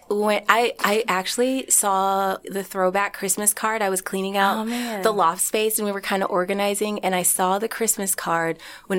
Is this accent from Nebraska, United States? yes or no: yes; Omaha, Nebraska, United States; I grew up in Omaha, Nebraska.